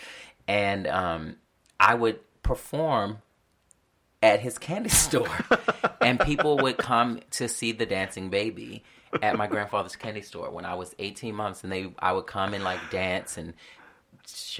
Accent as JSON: {"language": "English", "town": "Baltimore", "region": "Maryland", "country": "United States", "tie": "born or raised there", "moved": "yes", "lives_now": "New York, United States", "said": "I'm originally from Baltimore, Maryland. And when I was 8 years old, I joined the Arena Players Youth Theater"}